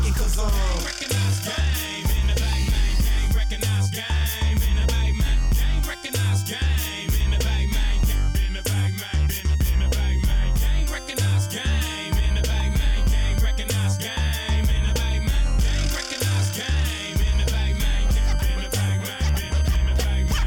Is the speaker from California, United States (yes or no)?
yes; San Francisco, California, United States; I grew up in San Francisco in a community called the Fillmore, which is a historically black community